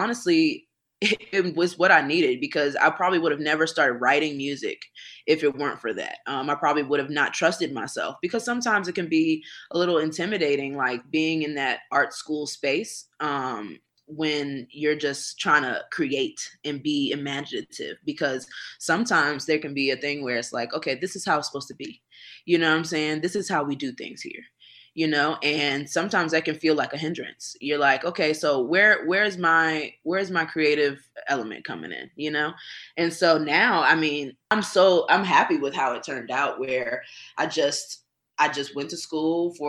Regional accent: Washington, District of Columbia, United States; moved away as an adult; now in Dallas, United States; I love my hometown. I do. I love DC.

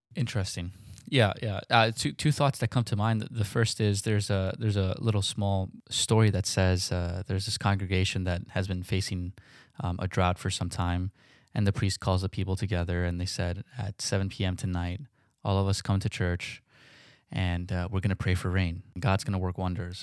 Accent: New York City, New York, United States; Growing up in New York

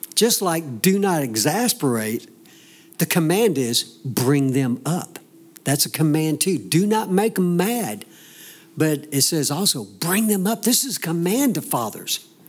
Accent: the South, United States; growing up in the South, you you raise up in a home that understands that you go to church.

